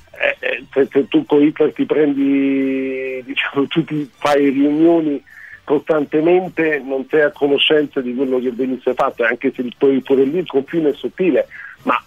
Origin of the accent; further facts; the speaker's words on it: Germany; lo dico da tedesco